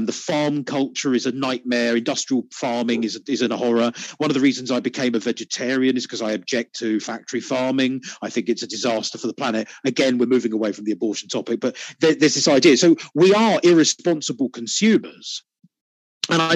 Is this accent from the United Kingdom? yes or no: yes; United Kingdom; I'm British